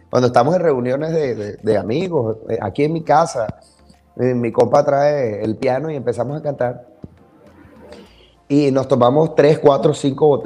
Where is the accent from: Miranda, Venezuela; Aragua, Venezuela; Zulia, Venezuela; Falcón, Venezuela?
Zulia, Venezuela; also born or lived in Maracaibo; de mi tierra, de donde yo mm. soy, del Zulia.